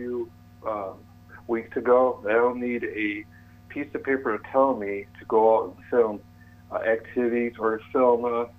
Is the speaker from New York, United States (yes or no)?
yes; New York, United States; I'm a New Yorker, and where I'm going, they love hardworking people.